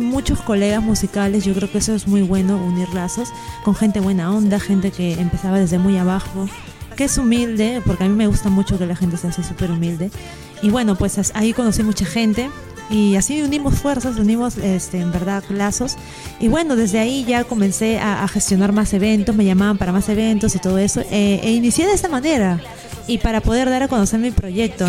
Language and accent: Spanish; Lima, Peru; allá en Perú, en Lima, mi ciudad natal